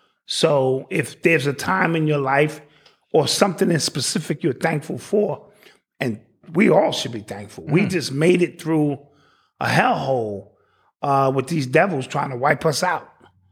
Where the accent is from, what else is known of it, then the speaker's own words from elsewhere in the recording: Orangeburg, South Carolina, United States; Orangeburg, that's my hometown.